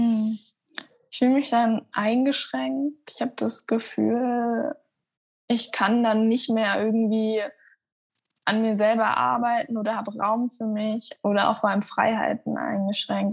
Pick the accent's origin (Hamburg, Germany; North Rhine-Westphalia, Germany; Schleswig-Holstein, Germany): Hamburg, Germany; now in Munich, Germany; Also ich bin in Hamburg aufgewachsen